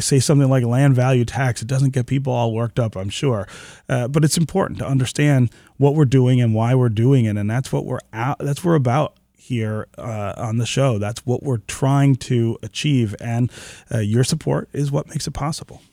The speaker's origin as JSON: {"language": "English", "town": "Detroit", "region": "Michigan", "country": "United States", "tie": "born or raised there", "said": "I grew up here in Detroit"}